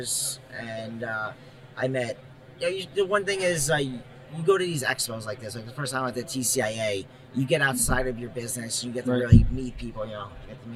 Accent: Long Island, New York, United States; I'm from Long Island, New York

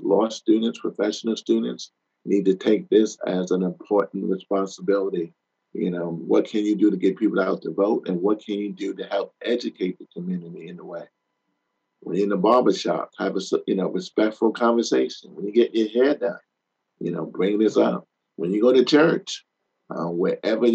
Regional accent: New York, United States; as a small kid, I grew up in New York.

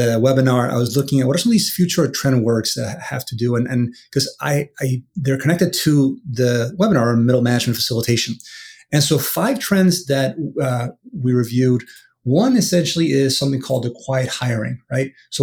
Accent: Venezuela; now in United States; I'm from Venezuela originally, but I've been in the U.S. now for many, many, many years.

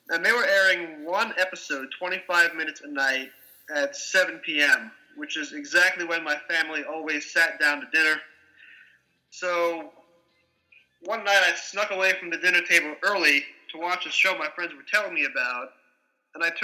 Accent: New York City suburbs, United States; as an American fan growing up in the New York City suburbs

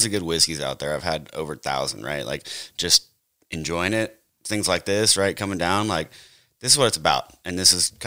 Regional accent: San Diego, California, United States; moved away as an adult; now in Kentucky, United States; Southern California, born and raised

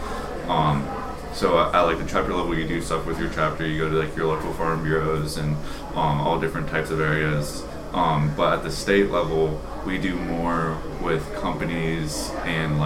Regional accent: Westmoreland County, Pennsylvania, United States; I'm from Westmoreland County, and I grew up, it wasn't a very big farm

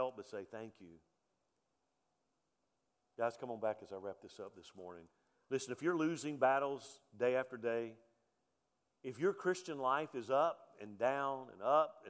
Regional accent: Mobile, Alabama, United States; also born or lived in Texas; now in Cleburne, United States; I grew up on the Gulf Coast in Mobile, Alabama

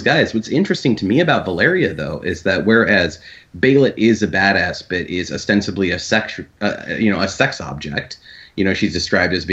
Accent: Iowa, United States; I am from Iowa

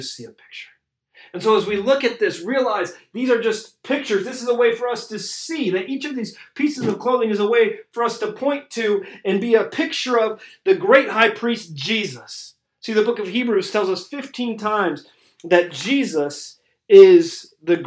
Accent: Cincinnati, Ohio, United States; I grew up in Cincinnati, Ohio

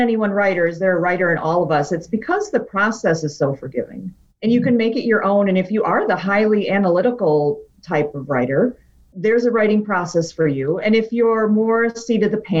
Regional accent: outside Detroit, Michigan, United States; also born or lived in New Hampshire / Wisconsin; now in Ann Arbor, United States; I was born in New Hampshire, but I moved to, you know, outside the Motor City when I was still pretty young. So I'm really pretty much a Michigan gal

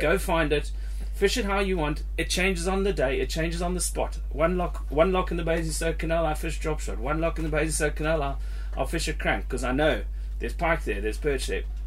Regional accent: Zimbabwe; now in United Kingdom; I grew up in Zimbabwe fishing little lakes and big lakes, Lake Kariba

